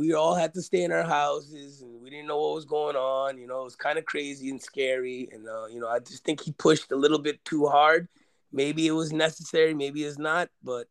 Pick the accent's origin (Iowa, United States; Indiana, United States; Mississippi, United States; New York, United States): New York, United States; New York City; I'm from Queens.